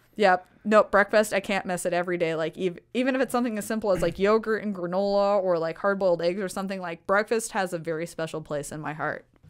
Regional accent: Woodbine, Iowa, United States; moved away as an adult; I'm from the seven one two. I grew up in Harrison County

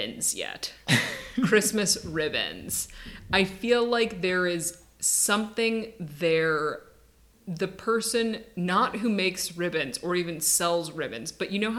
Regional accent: Midwest, United States; I'm from the Midwest. We get the lake effect here.

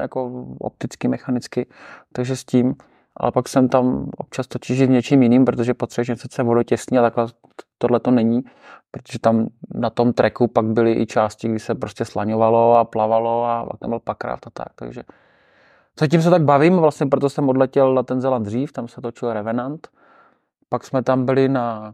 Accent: Czechia; říkám, že jsem z České republiky

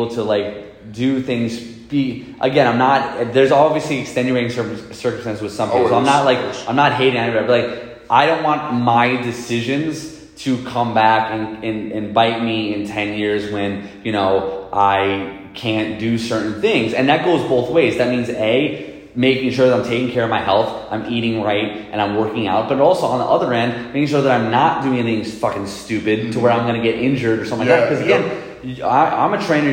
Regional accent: New York City, New York, United States; I'm from Queens, New York. That's where I grew up

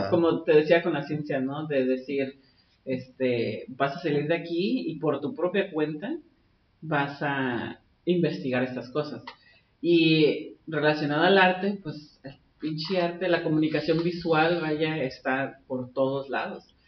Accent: Tijuana, Baja California, Mexico; first language Spanish; also born or lived in San Diego County, United States; crecí en Tijuana, de que este, soy aprendiz de inglés técnicamente, o sea, porque español es mi primera lengua

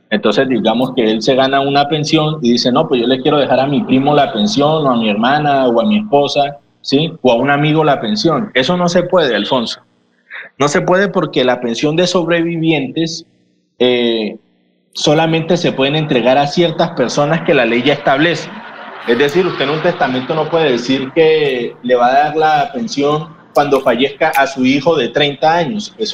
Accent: Colombia; Nosotros somos ciudadanos colombianos este, desde el momento en que nosotros existimos y nacemos en este país

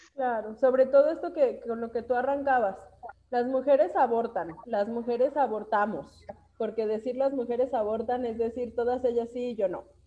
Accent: Aguascalientes, Mexico; somos aborteras y somos de Aguascalientes

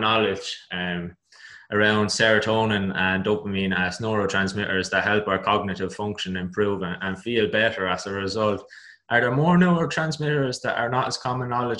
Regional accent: Ireland; as Irish people

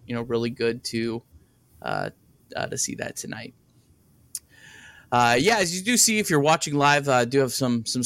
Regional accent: Cincinnati, Ohio, United States; Growing up in the Cincinnati area

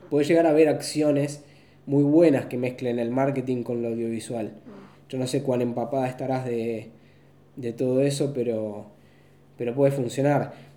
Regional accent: Argentina

